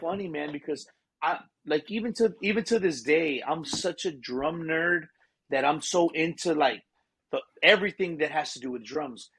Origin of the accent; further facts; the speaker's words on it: Seguin, Texas, United States; Born and raised in Seguin, Texas.